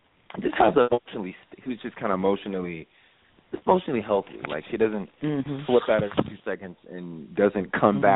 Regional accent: California, United States; I'm from California

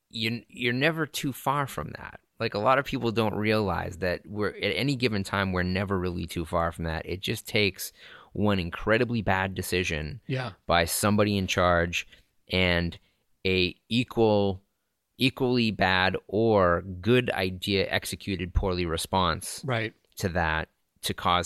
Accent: Lynn, Massachusetts, United States; That's kind of like the city I grew up in north of Boston, Lynn, Massachusetts.

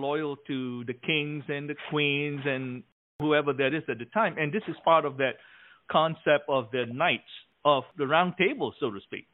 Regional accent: Malaysia; When I was growing up in Malaysia

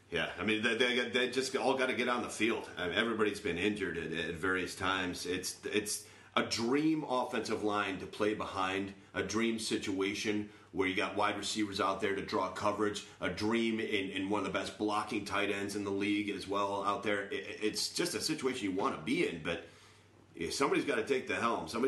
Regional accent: Japan; well, I grew up in Japan

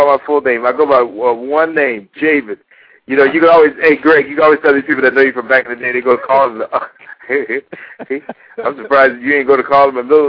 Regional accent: Hollywood, Florida, United States; also born or lived in Hallandale, Florida; now in Los Angeles, United States; I'm now based here in Los Angeles, California, but I'm originally from Hollywood, Florida.

